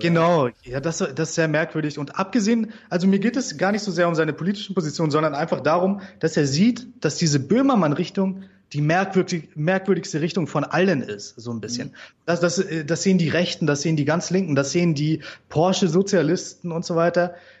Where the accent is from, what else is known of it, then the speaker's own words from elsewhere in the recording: Germany; wir Deutschen